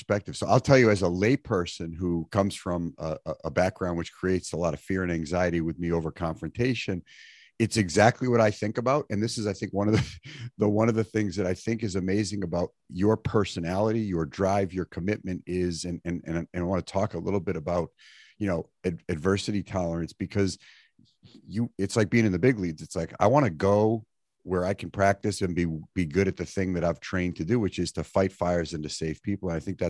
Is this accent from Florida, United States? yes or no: no; Maine, United States; I grew up in Southern Maine. I went to school in Connecticut, spent a lot of time in New York City.